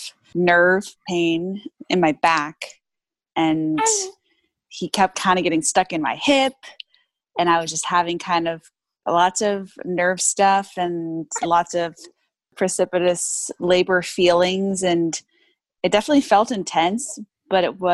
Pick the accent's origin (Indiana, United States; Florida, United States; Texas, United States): Texas, United States; now in Los Angeles, United States; I'm from Texas